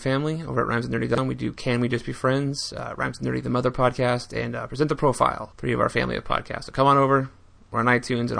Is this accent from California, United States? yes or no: yes; West Hollywood, California, United States; moved away; Growing up in Los Angeles in West Hollywood.